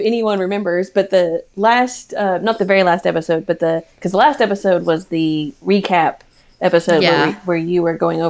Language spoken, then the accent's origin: English; the South, United States; We're from the South